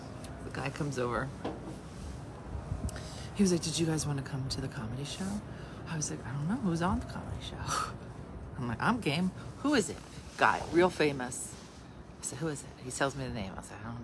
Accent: Philadelphia, Pennsylvania, United States; a comedian from Philly

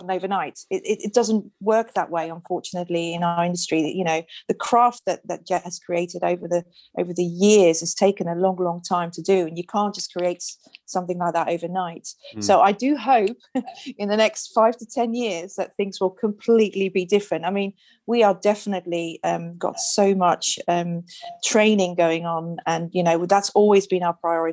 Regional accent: Netherlands; moved away; my background, I'm from Holland

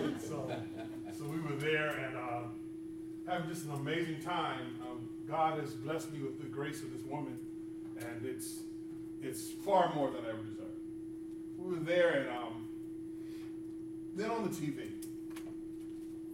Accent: California, United States; also born or lived in Birmingham, Alabama; I don't know if I'm a native Californian or not, but I've been here since I was two. So, I was born in Birmingham, Alabama

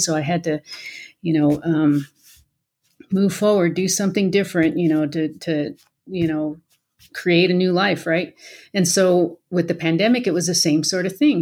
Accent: Colorado, United States; moved away as an adult; also born or lived in Washington State / Aurora, Colorado; Colorado is my home. I was born and raised here, so we came back home.

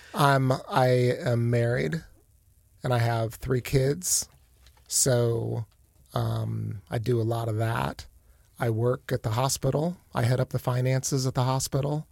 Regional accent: Akron, Ohio, United States; moved away as an adult; also born or lived in Canton, Ohio; now in Warsaw, Indiana, United States; I grew up in Akron.

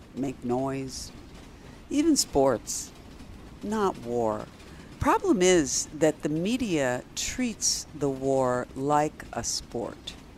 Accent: United States; My ancestors are from Ukraine. But still, I am American

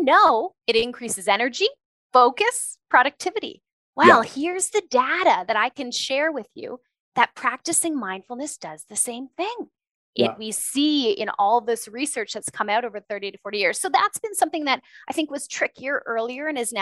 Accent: Ontario, Canada; moved away as an adult; now in Alberta, Canada; I grew up in Ontario

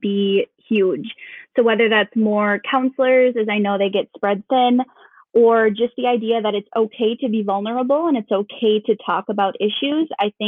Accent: Duluth, Minnesota, United States; now in Anoka, United States; I was born in Minneapolis, but we moved to Duluth when I was in fifth grade, and I lived there until I moved down here to teach with Anoka Hennepin 7 years ago. So definitely consider myself a Duluthian.

